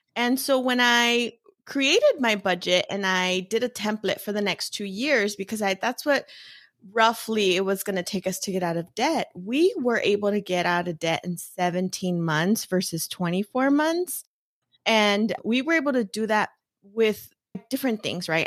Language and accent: English; Los Angeles, California, United States; I was born and raised in East L